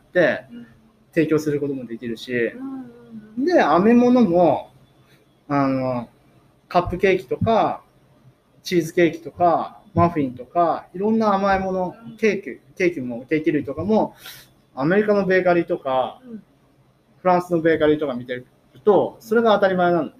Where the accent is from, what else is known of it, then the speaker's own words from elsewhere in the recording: Kakunodate, Akita, Japan; also born or lived in Tokyo / Kanagawa; 生まれはね東京、うんうん、で育ちは神奈川、うん、小学校2年生まで神奈川なんですよ。で祖父の祖父の家が秋田にあって、うんうん、まあ父の田舎が角館、うん、っていうことで。知事が起業するにあたって、あの、角館に、小学校2年生の時に、初めて来ました